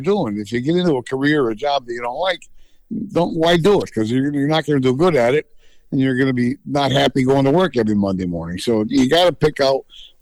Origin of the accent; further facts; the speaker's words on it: Reading, Pennsylvania, United States; Reading, my hometown track